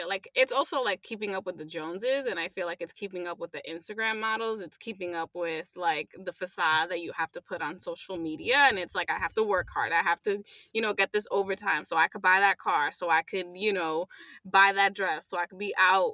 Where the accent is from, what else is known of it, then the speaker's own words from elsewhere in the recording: New York City, New York, United States; I grew up in Sunset Park